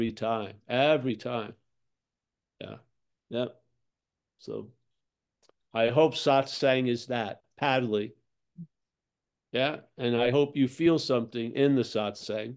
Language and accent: English; Rockville Centre, New York, United States; I'm from Long Island